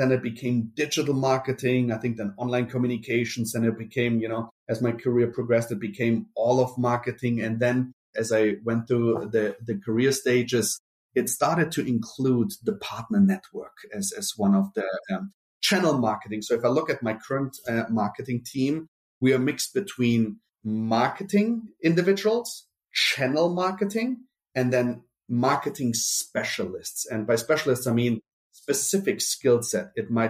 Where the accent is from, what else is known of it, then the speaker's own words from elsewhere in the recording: Germany; accent: German; also born or lived in Brazil; Then we moved to Germany. That's where I got my accent from. You know, once you have a German accent, you have a German accent.